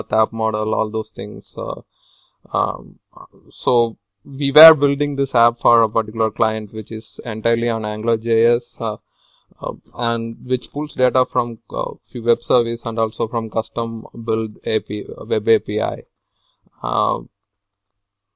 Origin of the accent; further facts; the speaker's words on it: Tamil Nadu, India; moved away as an adult; now in Providence, United States; I'm from Tamil Nadu, southern part of India